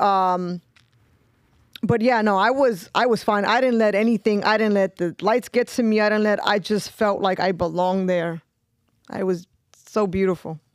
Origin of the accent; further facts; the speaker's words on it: New York City, New York, United States; I grew up in East New York. So, I grew up in a very tough, um, area.